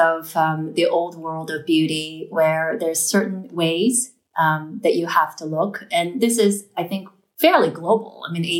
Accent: New York, United States; moved away; I'm from New York. I moved to Brazil with my husband. My son was born in São Paulo.

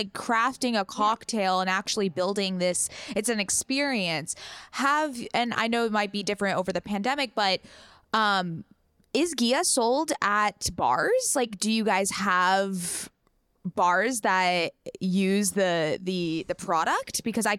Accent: San Diego, California, United States; I grew up with Riley in San Diego

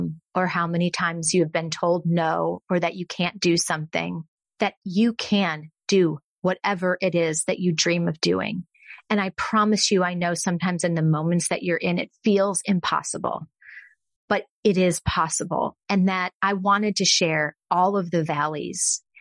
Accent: Texas, United States; also born or lived in Austin, Texas; I'm from Texas

